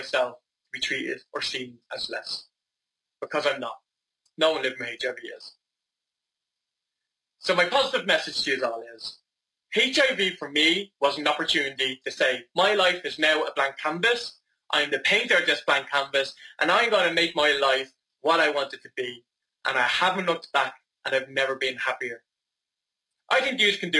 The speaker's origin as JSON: {"language": "English", "town": "Dublin", "region": "Leinster", "country": "Ireland", "said": "I am from Dublin in Ireland"}